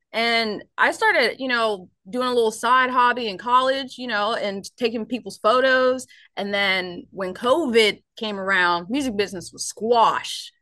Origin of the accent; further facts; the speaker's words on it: Ohio, United States; moved away as an adult; now in Nashville, United States; I actually originally um, am from Ohio.